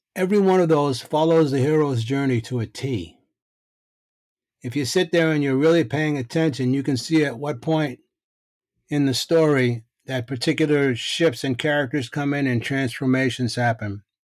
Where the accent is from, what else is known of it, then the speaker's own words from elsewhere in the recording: Boston, Massachusetts, United States; I grew up in Boston